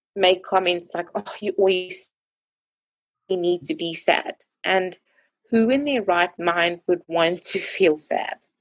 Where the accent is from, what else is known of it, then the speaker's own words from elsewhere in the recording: Johannesburg, Gauteng, South Africa; moved away as an adult; now in Bloemfontein, South Africa; I'm from Johannesburg, but study in a town called Bloemfontein.